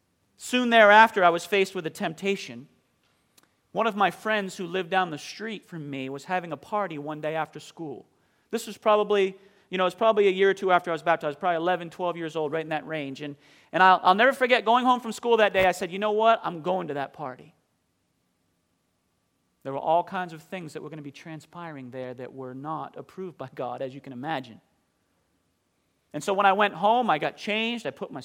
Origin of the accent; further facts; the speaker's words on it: Bath, Maine, United States; "You're from New England, aren't you?" So I guess, I don't know what happened there with the accent. But I grew up in Bath, Maine.